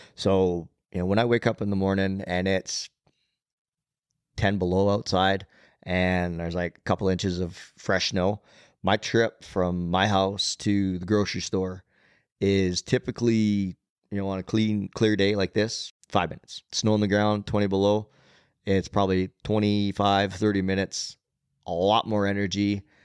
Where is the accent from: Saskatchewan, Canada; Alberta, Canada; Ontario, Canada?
Alberta, Canada; Nanton; also born or lived in Calgary, Alberta; the community I grew up in in Nanton, southern Alberta